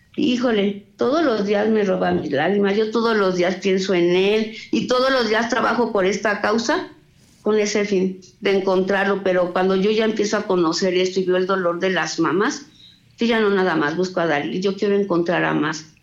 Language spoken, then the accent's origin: Spanish; Salamanca, Guanajuato, Mexico; Nosotras somos de Salamanca, aquí vivimos también